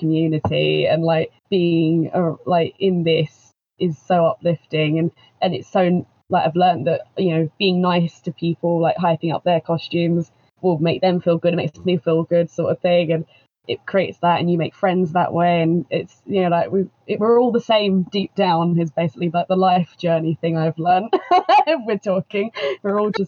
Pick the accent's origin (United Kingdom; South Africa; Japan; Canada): United Kingdom; Kent, South East England; From England in the Kent area